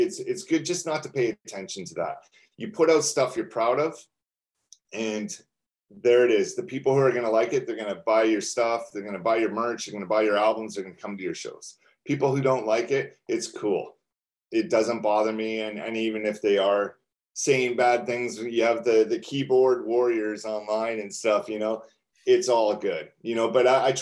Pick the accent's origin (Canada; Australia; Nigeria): Canada; we're from Canada